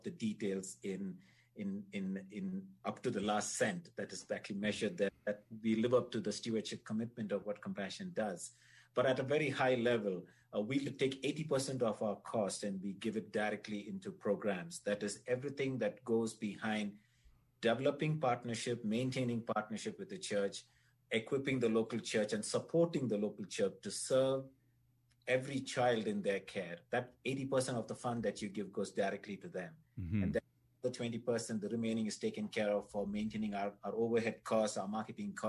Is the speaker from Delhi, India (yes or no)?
no; Chennai, Tamil Nadu, India; moved away; I was born in India.